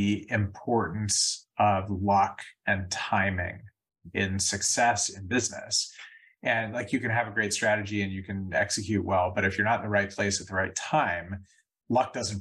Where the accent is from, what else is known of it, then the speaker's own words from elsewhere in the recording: San Diego, California, United States; my hometown and one of my favorite places on the planet, San Diego